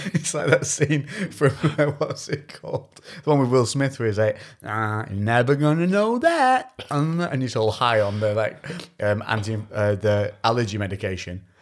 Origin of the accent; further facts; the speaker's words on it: Shrewsbury, West Midlands, United Kingdom; when I said Shrewsbury, they were like, "Oh, you're local."